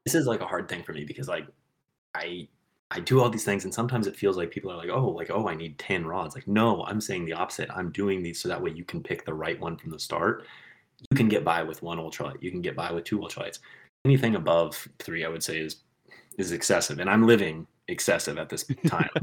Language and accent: English; Kansas, United States; What I grew up with in Kansas was reservoirs, um, farm ponds, but I didn't grow up with like rivers